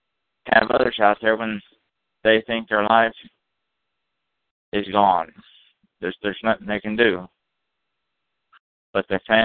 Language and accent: English; Kansas City, United States; Yes, I'm from Kansas City.